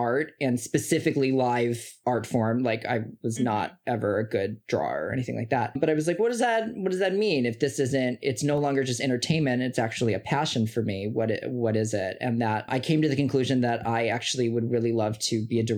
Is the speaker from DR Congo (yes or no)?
no; Chicago, Illinois, United States; I grew up in the Midwest in Chicago with Mitch and Melody.